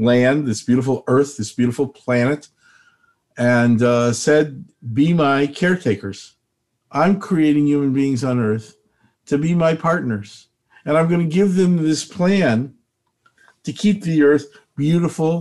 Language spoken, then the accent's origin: English; Chicago, Illinois, United States; moved away; I'm from Chicago originally